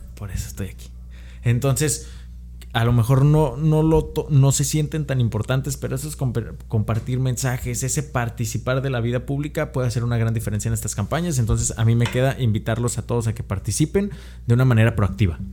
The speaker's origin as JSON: {"language": "Spanish", "country": "Mexico", "said": "traía ese chip que nos meten como mexicanos"}